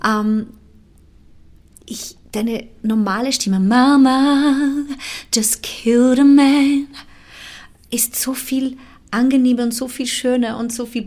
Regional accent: Timor-Leste; ich bin im, äh, im Osttimor geboren, das mhm. ist eine mhm. ex-portugiesische Kolonie

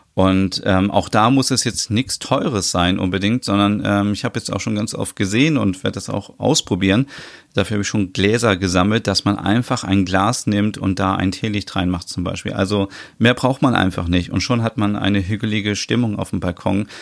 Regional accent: Osnabrück, Lower Saxony, Germany; in meiner Heimatstadt

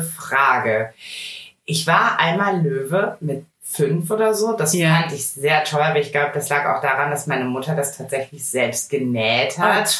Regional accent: Rhineland, Germany; ich bin richtige Rheinländerin

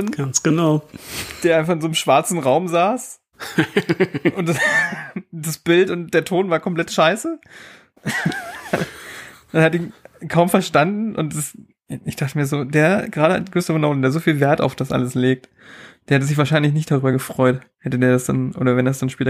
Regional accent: Einbeck, Lower Saxony, Germany; also born or lived in East Germany (GDR); Gutes Einbäcker, Bier. Beste Bier, wo gibt, Leute. Ist das okay? Aber solange du kein Geld dafür kriegst. Ich krieg dafür kein Geld. Ich bin einfach. Nur Bier. Das ist meine Heimat. Das ist meine Heimat. Ich komme aus der Heimat, das ist mein Heimatbier.

